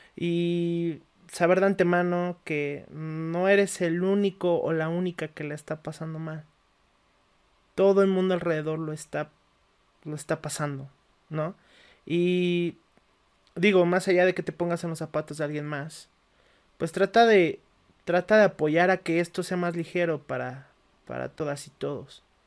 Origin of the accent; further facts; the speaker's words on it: Mexico; somos mexicanos, estamos acostumbrados a un ritmo de vida